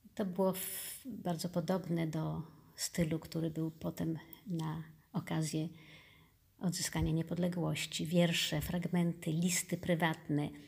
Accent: Poland; first language Polish; moved away as an adult; now in Turkey; jesteśmy z Polski

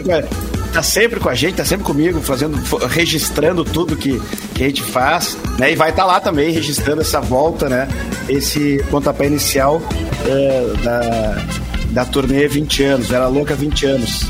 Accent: Tupanciretã, Rio Grande do Sul, Brazil; now in Campo Bom, Brazil; Eu que sou de Tupanciretã, né, do, interior do interior.

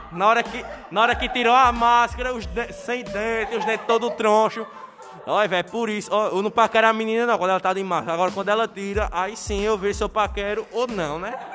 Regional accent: Northeast Region, Brazil; Aí eu sou nordestino bom. Quando falam em cuscuz, né, já enche a boca d'água.

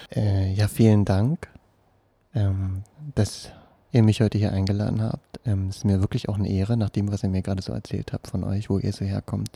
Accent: Berlin, Germany; also born or lived in Friedrichshain, Berlin; ich komme aus Pankow, ähm, jetzt aus Friedrichshain

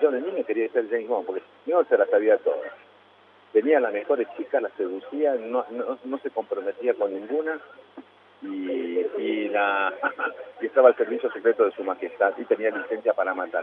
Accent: Cusco, Peru; also born or lived in La Plata, Argentina; now in Argentina; yo nací en La Plata y me crié en Cusco, en Perú. A los tres años estaba viviendo en Cusco.

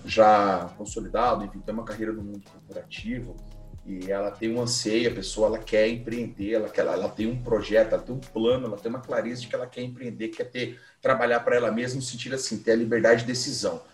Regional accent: Londrina, Paraná, Brazil; now in Piracicaba, Brazil; eu sou de Londrina, não estou morando em Londrina há um tempo, mas somos de Londrina

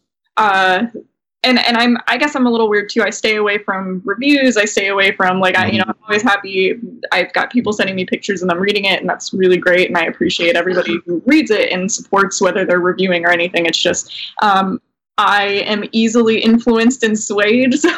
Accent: Tampa, Florida, United States; now in New York, United States; I'm from Tampa and there's not a lot of ice there

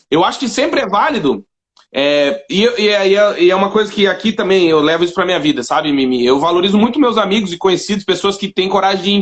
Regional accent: South Region, Brazil; É, imagina, eu sou do Sul, ele morava no é. Nordeste, a gente nunca ia se encontrar, provavelmente.

